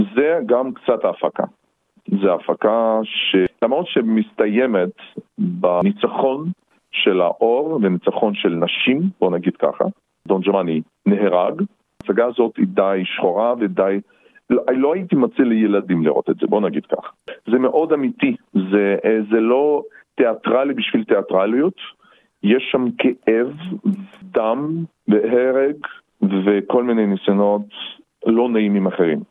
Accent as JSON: {"language": "Hebrew", "town": "Perm", "region": "Perm Krai", "country": "Russia", "tie": "born or raised there", "also_born_or_lived": "Israel / Paris, France", "moved": "yes", "said": "נולדתי ברוסיה, בצפון רוסיה, בעיר פרם"}